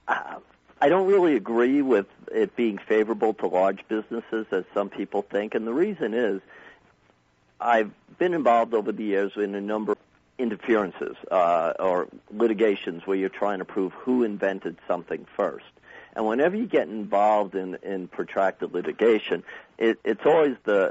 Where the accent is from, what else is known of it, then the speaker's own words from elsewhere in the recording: New York, United States; now in Arizona, United States; I was originally from New York